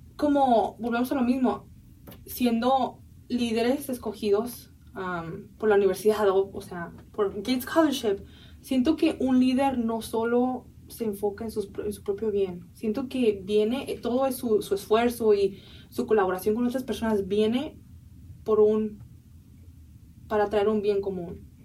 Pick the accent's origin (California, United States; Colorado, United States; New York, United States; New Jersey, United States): California, United States; San Diego; also born or lived in Mexico (parents' origin); crecí en los Estados Unidos